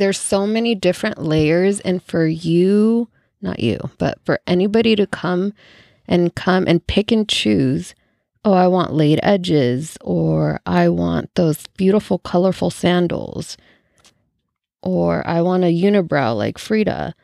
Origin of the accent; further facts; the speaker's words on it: El Salvador; now in United States; El Salvador